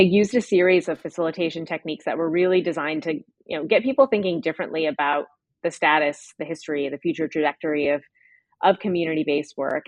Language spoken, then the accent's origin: English; United States; I'm from the United States